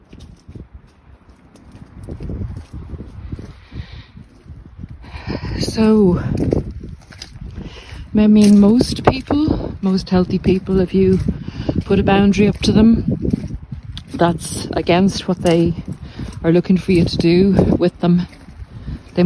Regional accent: Ireland; you can see my hometown's coming into view.

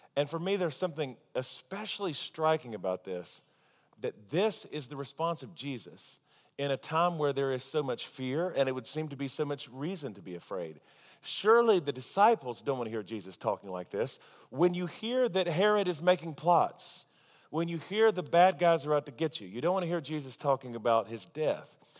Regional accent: Charlotte, North Carolina, United States; now in Tulsa, United States; back in my hometown, I used to get my hair cut at the same salon as Ric Flair

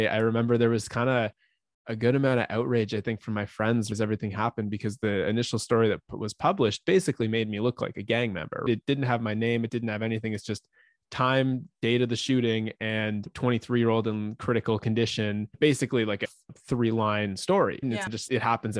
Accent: Ottawa, Ontario, Canada; I grew up in Ottawa, Canada. I've been here my whole life.

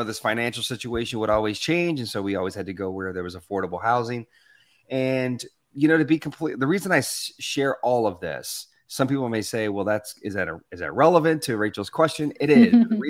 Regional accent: Arkansas, United States; also born or lived in Louisiana; I was Hispanic. I was born in Louisiana, but I grew up in Arkansas. And it was predominantly white and black.

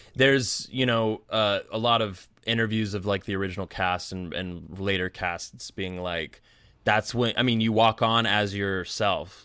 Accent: near the Westboro Baptist Church, Kansas, United States; I grew up near the Westboro Baptist Church

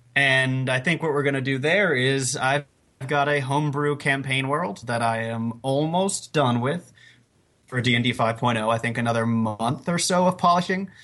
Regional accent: South Carolina, United States; now in Staten Island, United States; I am from South Carolina. I just live in Staten Island.

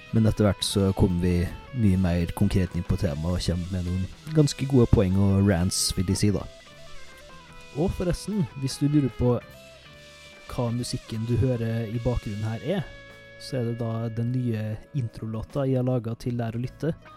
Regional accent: Molde, Møre og Romsdal, Norway; Men vi er begge to fra Møre og Romsdal. Jeg er fra Molde

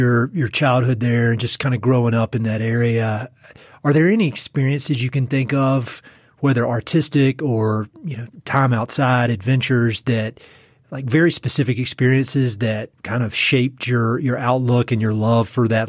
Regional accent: North Carolina, United States; I grew up in North Carolina

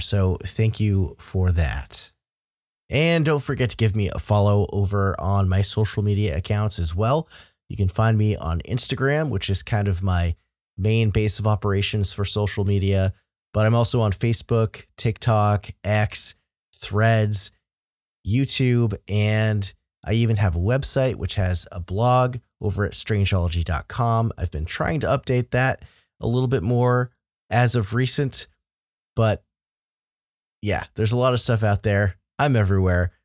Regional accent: Vermont, United States; I'm a Vermonter.

